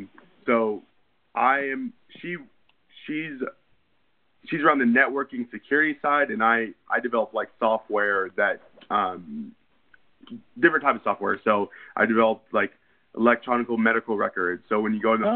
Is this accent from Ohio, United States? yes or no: no; Redding, California, United States; also born or lived in Sacramento, California; I was born in Redding, California